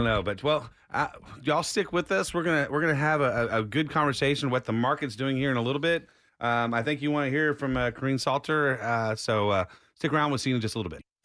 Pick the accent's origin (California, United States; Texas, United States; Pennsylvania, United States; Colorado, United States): Texas, United States; Austin; born and raised in Austin